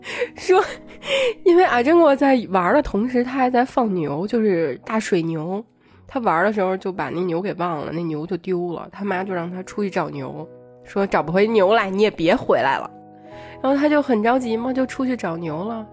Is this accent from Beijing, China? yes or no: yes; Beijing, China; 我们作为北京人